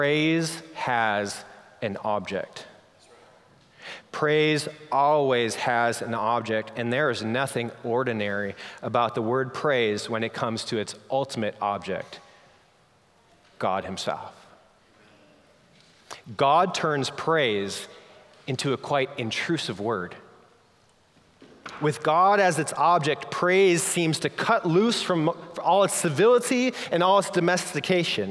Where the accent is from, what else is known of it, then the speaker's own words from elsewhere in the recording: Minnesota, United States; I grew up snowboarding on Minnesota's version of mountains.